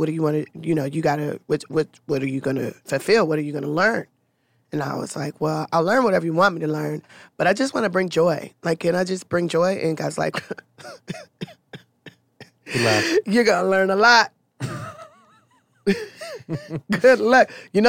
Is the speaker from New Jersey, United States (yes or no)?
no; Los Angeles, California, United States; South Central Los Angeles.